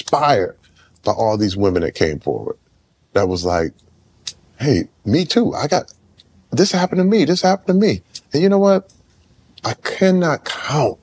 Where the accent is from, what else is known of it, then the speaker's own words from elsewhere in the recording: Flint, Michigan, United States; I'm from Flint